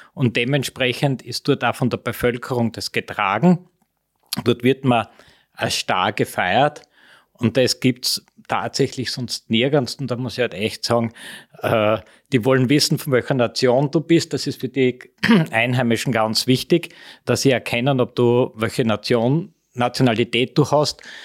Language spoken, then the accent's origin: German; Austria; bei uns in Österreich